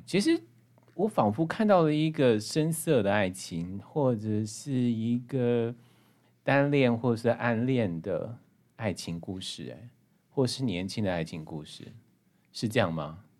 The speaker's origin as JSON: {"language": "Chinese", "region": "Hualien County", "country": "Taiwan", "said": "讲白灯塔跟我们花莲的这样的一个故事关系"}